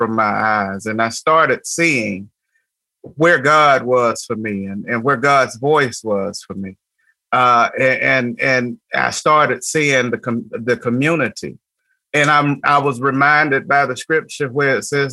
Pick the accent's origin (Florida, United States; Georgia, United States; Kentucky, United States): Georgia, United States; Atlanta; My family is steeped in the Pentecostal Holiness church movement in Atlanta, Georgia, and I grew up in that tradition